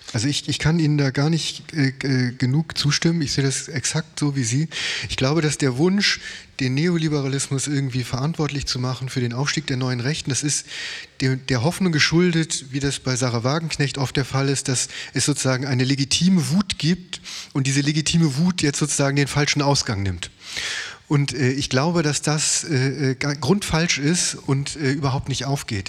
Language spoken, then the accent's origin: German; West Germany, Germany; ich bin Westdeutscher